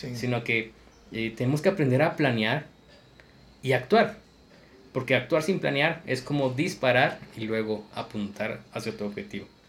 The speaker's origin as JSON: {"language": "Spanish", "country": "Guatemala", "said": "la impuntualidad es, parte de nuestra cultura y es un pensamiento limitante, creer de que el guatemalteco tiende a ser impuntual"}